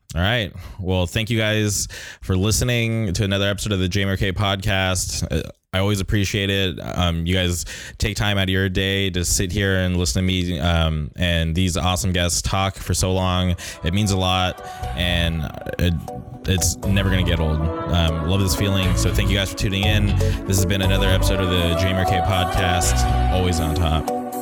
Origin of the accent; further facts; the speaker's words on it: Palm Springs, California, United States; now in Orange County, United States; I grew up in the Palm Springs area, so um, I eventually made the move to Orange County